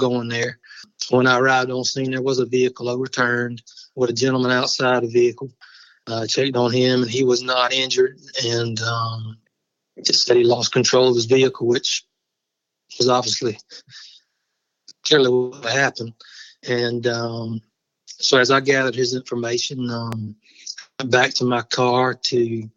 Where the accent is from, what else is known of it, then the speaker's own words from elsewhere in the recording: Barnwell, South Carolina, United States; I grew up in Barnwell, which is where I am now.